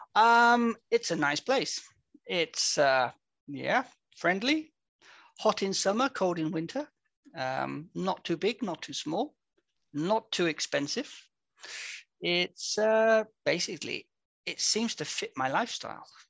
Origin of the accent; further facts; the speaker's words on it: England, United Kingdom; moved away as an adult; now in Vienna, Austria; I'm an Englishman. Repeat English, not Scottish